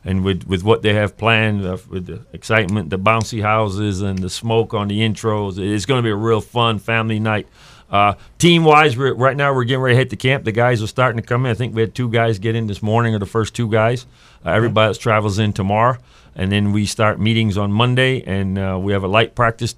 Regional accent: Connecticut, United States; moved away as an adult; also born or lived in Kentucky / Tampa, Florida / Indianapolis, Indiana / Toronto, Canada; I got into arena coaching in 95 back in my home state of Connecticut.

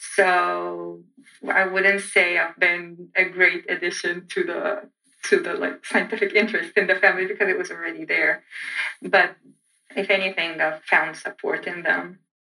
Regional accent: Egypt; English is a second language; moved away as an adult; now in United States; I'm from Egypt

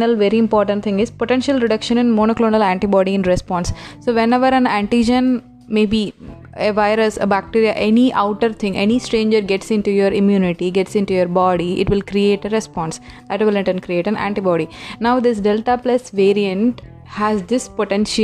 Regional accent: India; Being an Indian

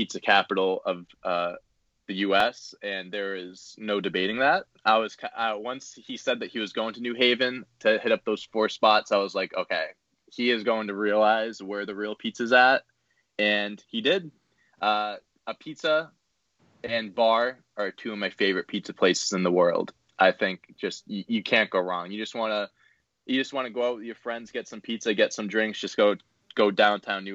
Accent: near Boston, Massachusetts, United States; also born or lived in Connecticut; I'm back at home right now, down near Boston

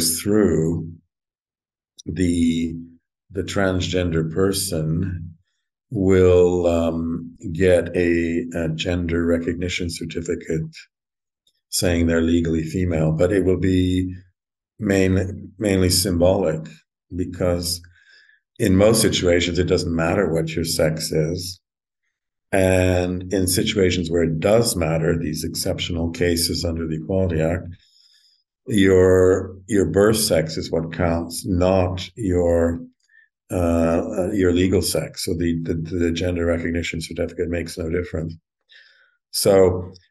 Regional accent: Alberta, Canada; now in London, United Kingdom; I grew up in Alberta

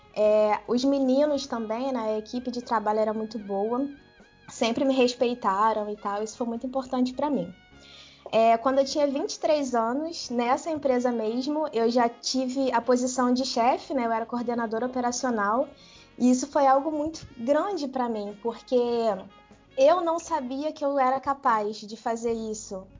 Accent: Brazil; moved away as an adult; now in Germany; Eu sou brasileira, eu não nasci lá

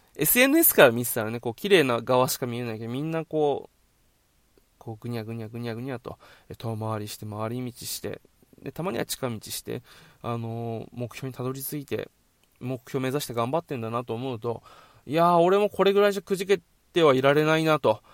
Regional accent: Okinawa, Japan; also born or lived in Tokyo; 地元沖縄に

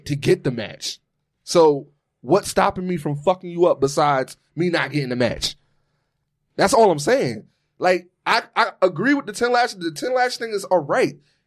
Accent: New York City, New York, United States; now in Philadelphia, United States; I am from Brooklyn

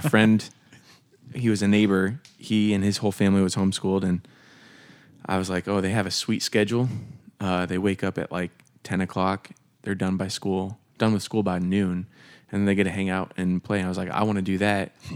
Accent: Des Moines, Iowa, United States; also born or lived in Camp Hill, Pennsylvania; grew up here in the Des Moines area

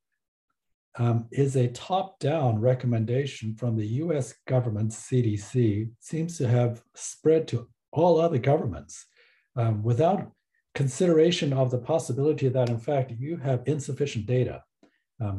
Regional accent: Taiwan; now in Canada; I was born in Taiwan

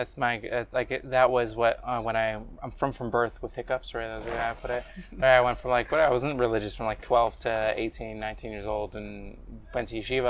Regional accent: United States; Is it because I'm Jewish or because I'm American, yeah, right?

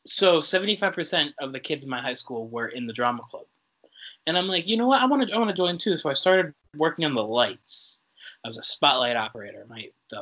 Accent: Westfield, Massachusetts, United States; my hometown, Westfield, Massachusetts, which is in western Massachusetts, about 90 miles from Boston

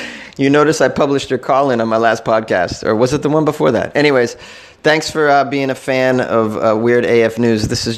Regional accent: Massachusetts, United States; I am from Massachusetts

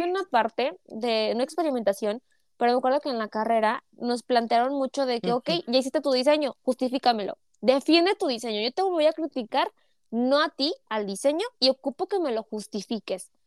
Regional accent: Mexico; para mí como mexicana

